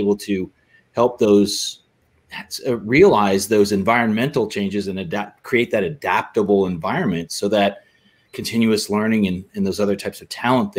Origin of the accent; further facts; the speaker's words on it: Midwest, United States; So I'm a Midwesterner, so we talk a lot about corn here.